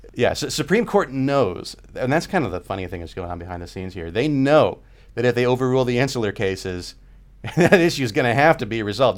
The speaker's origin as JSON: {"language": "English", "region": "California", "country": "United States", "said": "I'm from California, you know, we're way out on the West Coast here"}